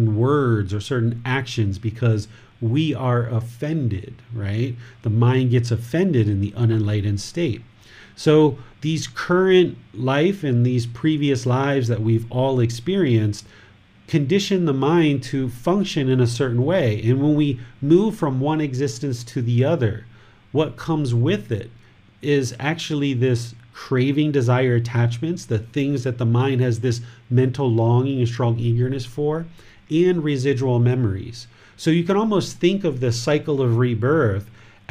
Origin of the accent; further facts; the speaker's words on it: United States; I'm a American with a wife and a son, and I'm a Buddhist teacher